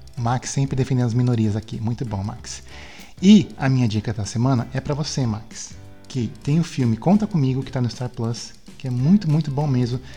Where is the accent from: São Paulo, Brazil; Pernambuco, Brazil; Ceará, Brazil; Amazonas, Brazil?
São Paulo, Brazil; Santos; quando era criança em Santos